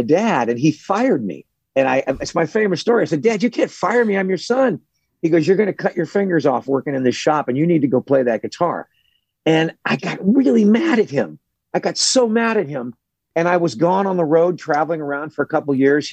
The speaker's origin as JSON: {"language": "English", "town": "Los Angeles", "region": "California", "country": "United States", "tie": "born or raised there", "also_born_or_lived": "Burbank, California", "said": "I grew up in Hollywood, California in the 70s"}